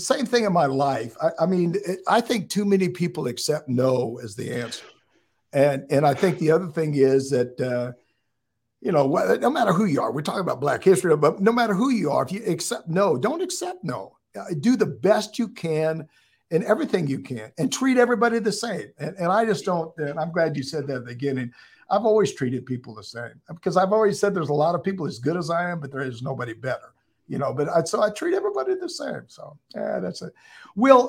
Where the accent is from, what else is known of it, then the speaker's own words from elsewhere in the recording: West Coast, United States; I grew up in the West Coast